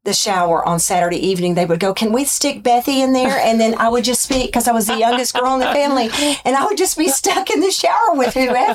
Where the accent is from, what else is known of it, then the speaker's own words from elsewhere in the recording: Arkansas, United States; I grew up in Arkansas in a family of eight.